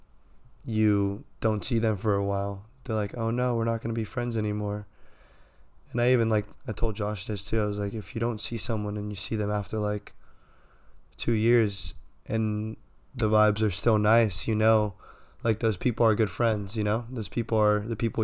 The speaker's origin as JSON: {"language": "English", "town": "San Diego", "region": "California", "country": "United States", "tie": "born or raised there"}